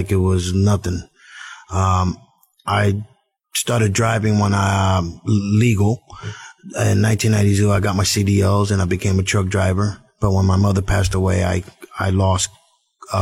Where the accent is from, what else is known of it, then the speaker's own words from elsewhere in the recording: New Jersey, United States; now in Florida, United States; I was born and raised in Jersey